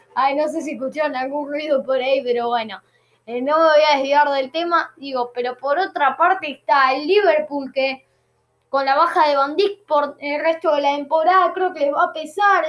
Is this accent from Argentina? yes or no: yes; Argentina; Ya soy argentino